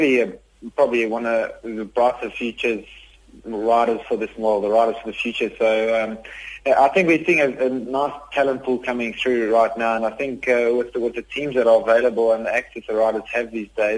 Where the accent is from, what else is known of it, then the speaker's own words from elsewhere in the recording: South Africa; fellow South Africans